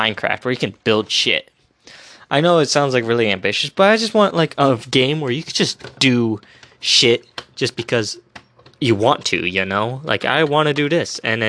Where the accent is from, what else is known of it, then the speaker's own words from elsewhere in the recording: United States; I'm an American